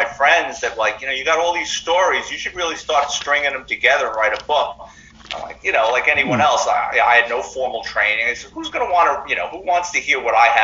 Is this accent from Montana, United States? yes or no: no; New York City, New York, United States; me growing up in the Bronx in the 70s and 80s